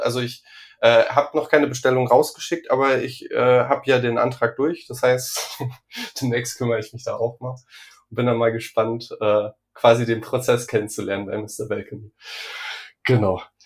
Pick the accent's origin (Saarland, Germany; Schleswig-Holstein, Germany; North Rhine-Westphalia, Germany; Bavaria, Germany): Saarland, Germany; Ich komme ja aus dem Saarland